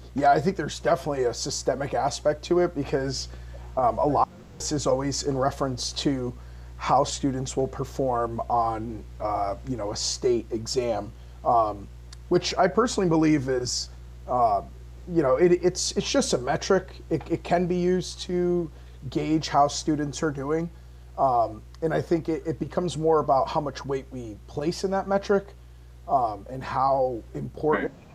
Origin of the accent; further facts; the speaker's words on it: Holyoke, Massachusetts, United States; also born or lived in Palmer, Massachusetts; I was moved from Holyoke to Palmer